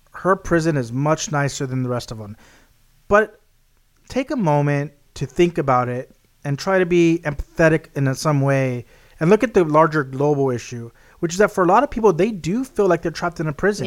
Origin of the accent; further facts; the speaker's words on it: Texas, United States; my home state in Texas